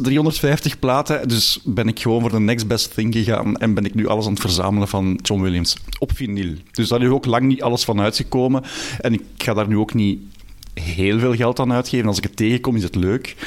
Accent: Belgium; ik ben ik ook een Belg

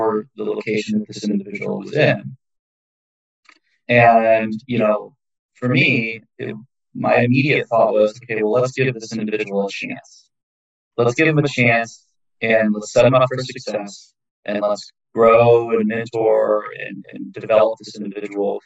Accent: Chicago, Illinois, United States; moved away; I'm from Chicago.

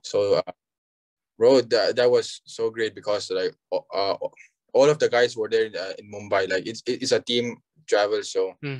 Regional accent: Aizawl, Mizoram, India; I'm from uh, Aizawl, Mizoram

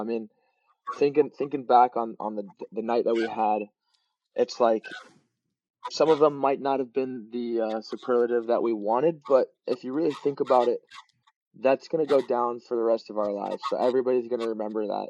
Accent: Long Beach, California, United States; I uh, was born and raised in Long Beach

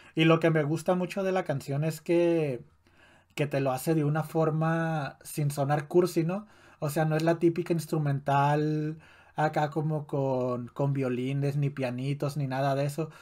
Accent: Ciudad Juárez, Chihuahua, Mexico; en Juárez no es muy común que haya albercas en, en las casas, ¿no? Mm, ni en los vecindarios, ni en, ni en el parque de tu, de, tu, de tu barrio

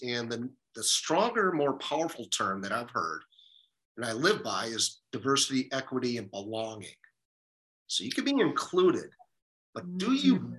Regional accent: Detroit, Michigan, United States; moved away as an adult; also born or lived in San Diego; Growing up in Detroit

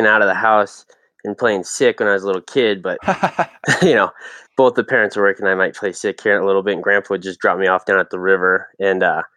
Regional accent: Longmont, Colorado, United States; I was born and raised in Longmont, Colorado.

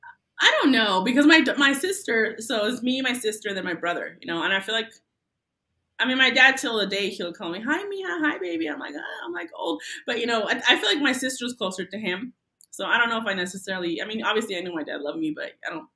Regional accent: Tijuana, Baja California, Mexico; now in United States; I was born in Tijuana, but I am a citizen. Long story.

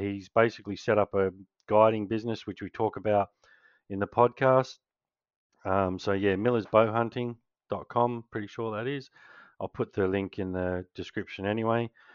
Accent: Australia; being a Kiwi, obviously, um, Australian

